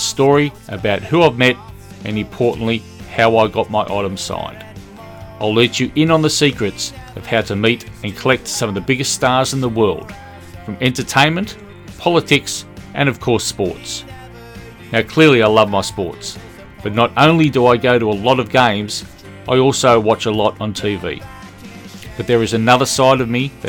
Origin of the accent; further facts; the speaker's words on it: Australia; accent: Australian; as you can tell from the accent, I'm an Australian.